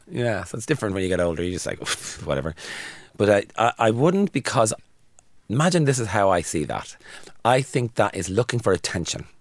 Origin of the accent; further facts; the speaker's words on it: Dublin, Leinster, Ireland; I'm from Dublin